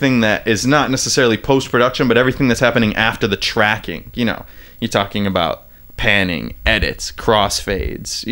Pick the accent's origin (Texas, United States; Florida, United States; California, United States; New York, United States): New York, United States; Auburn; moved away as an adult; also born or lived in Syracuse, New York / Oneonta, New York; now in Brooklyn, United States; I was born in Syracuse, New York, upstate, yes, sir. And grew up just outside in the city of Auburn, New York, central New York, sort of the Finger Lakes area